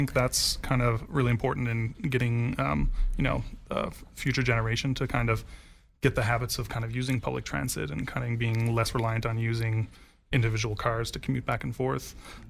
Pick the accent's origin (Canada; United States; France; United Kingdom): Canada; Newfoundland and Labrador; moved away as an adult; now in Whistler, Canada; But I'm originally from Newfoundland, so I kind of made my way across the country.